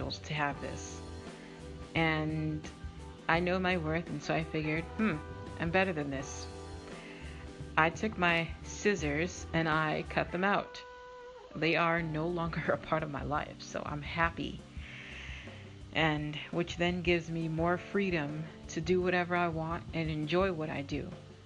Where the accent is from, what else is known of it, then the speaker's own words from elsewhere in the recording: Massachusetts, United States; I'm from Massachusetts or New England. We're very, very strong with our words.